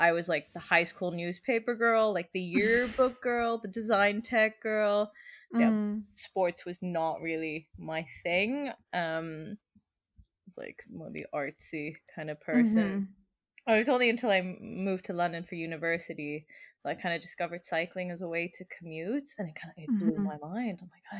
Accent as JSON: {"language": "English", "country": "Germany", "tie": "born there", "also_born_or_lived": "Sweden", "said": "I was born in Germany and raised kind of in the skewer that is Middle Europe. I learned how to ride a bike in Sweden."}